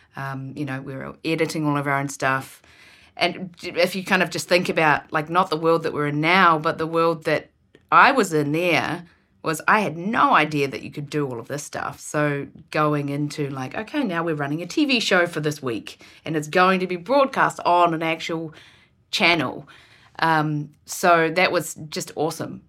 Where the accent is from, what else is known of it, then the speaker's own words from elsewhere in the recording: Ward, Marlborough, New Zealand; now in Vancouver, Canada; I was born and raised in a tiny town, which is, um, which is called Ward, and there was about a hundred people in our town.